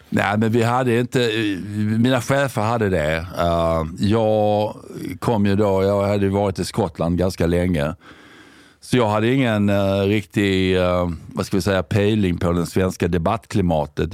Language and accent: Swedish; Sweden; also born or lived in United Kingdom; jag kom ju hem ifrån Storbritannien 2005